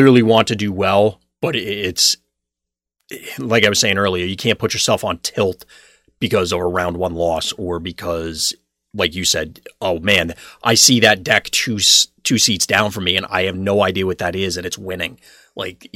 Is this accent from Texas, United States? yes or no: no; Freehold, New Jersey, United States; moved away as an adult; now in Philadelphia, United States; I've lived here now for... It's almost 7 years and it still feels like I don't know where anything or anything about it, because I grew up in New Jersey